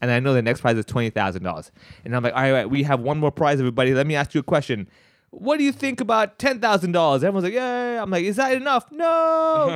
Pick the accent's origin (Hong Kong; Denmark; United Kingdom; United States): Hong Kong; growing up in Hong Kong, going to Chinese schools and everything.